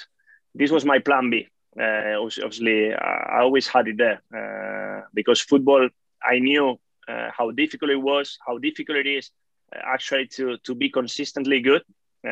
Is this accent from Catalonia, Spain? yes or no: yes; Barcelona, Catalonia, Spain; moved away as an adult; also born or lived in Basque Country; I was born here in Barcelona from Italian parents